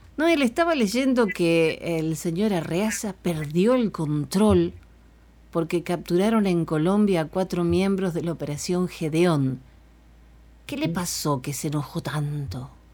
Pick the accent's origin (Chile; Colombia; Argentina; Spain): Argentina; mi país